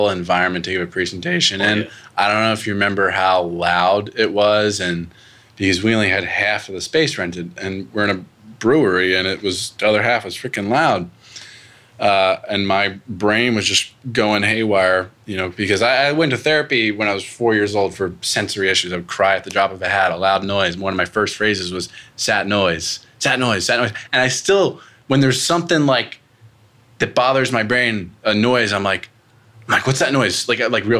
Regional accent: Pennsylvania, United States; moved away as an adult; I'm from Pennsylvania originally. I moved 1,000 miles away to go to college

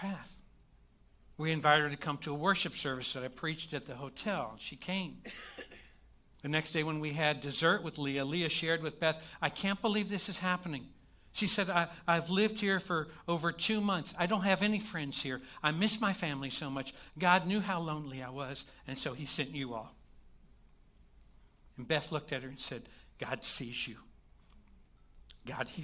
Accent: Kentucky, United States; I'm from Kentucky

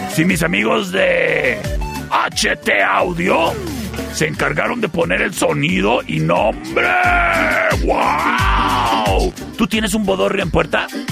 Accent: Chihuahua, Mexico; Yo soy chihuahuense hasta el tope

